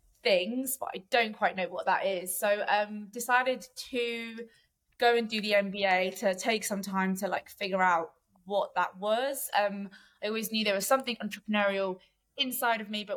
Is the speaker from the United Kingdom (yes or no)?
yes; London, United Kingdom; So I'm from South London originally. I'm half Armenian, half Maltese